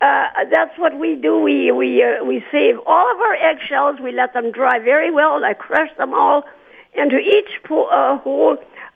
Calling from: Altona, Manitoba, Canada; Around Altona.

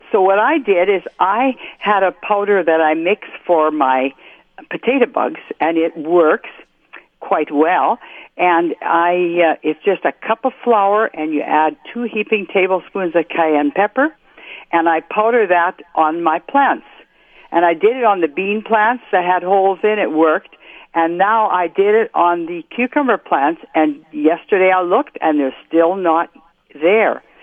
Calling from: Morris, Minnesota, United States; I'm from Morris.

